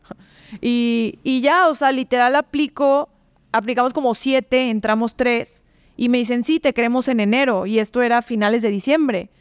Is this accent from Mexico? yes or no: yes; León, Guanajuato, Mexico; also born or lived in Mexico City; Yo no quiero quedarme en León